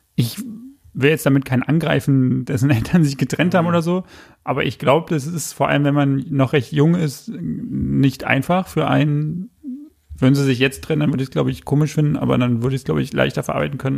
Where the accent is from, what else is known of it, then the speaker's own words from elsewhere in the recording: Berlin, Germany; also born or lived in Australia; Ich bin im Juli geboren, in West-Berlin, bin nach Ost-Berlin gezogen, bin in Köpenick dann eigentlich aufgewachsen